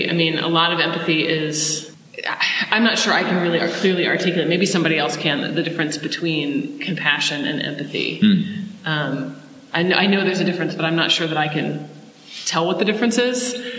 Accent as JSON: {"language": "English", "country": "Australia", "said": "I so identify with it because I'm an Australian and everyone looks down on us because we used to be convicts."}